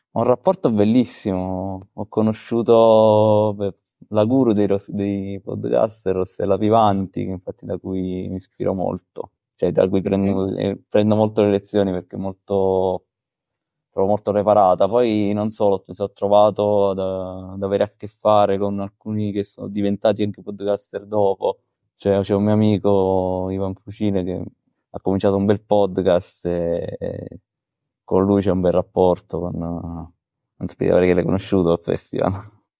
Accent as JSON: {"language": "Italian", "town": "Caserta", "region": "Campania", "country": "Italy", "tie": "born or raised there", "said": "sono di Caserta"}